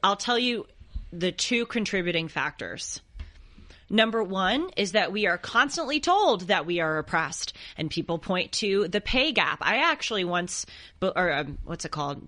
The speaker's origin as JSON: {"language": "English", "town": "Los Angeles", "region": "California", "country": "United States", "tie": "born or raised there", "said": "I grew up here in Los Angeles and my parents lived close to the water."}